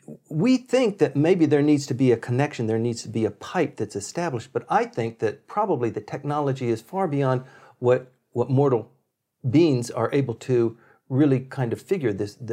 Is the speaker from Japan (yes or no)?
yes; Okinawa, Japan; So I grew up in Okinawa, where the SR-71, the Blackbirds, and the later version was called the Habu, were stationed